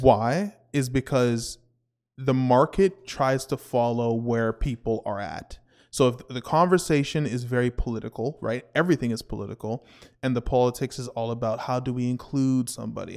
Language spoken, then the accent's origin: English; Canada